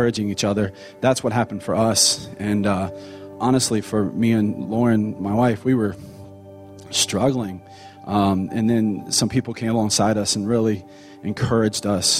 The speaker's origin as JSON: {"language": "English", "town": "Cincinnati", "region": "Ohio", "country": "United States", "also_born_or_lived": "Austin, Texas", "moved": "as an adult", "lives_now": "Texas, United States", "said": "we're from Cincinnati"}